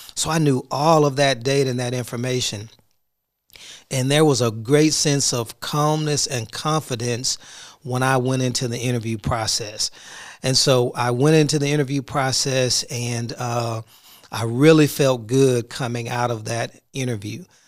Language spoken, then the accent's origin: English; Houston, Texas, United States; now in Duncanville, United States; I'm from Houston